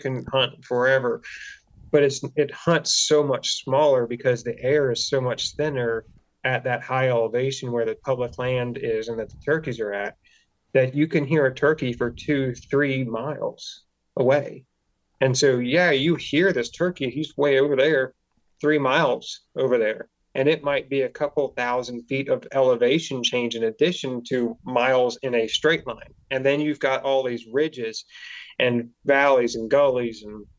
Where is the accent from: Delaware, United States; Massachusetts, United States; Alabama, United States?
Delaware, United States; I mean, I grew up in Delaware. It's not pretty here, but I also grew up hunting South Carolina river bottoms.